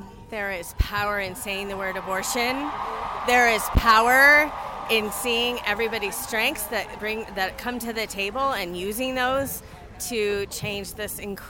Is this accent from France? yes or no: no; Ireland; moved away as an adult; now in Colorado, United States; I moved to Colorado from Ireland. And in Ireland, we worked with an all grassroots campaign to change the Constitution.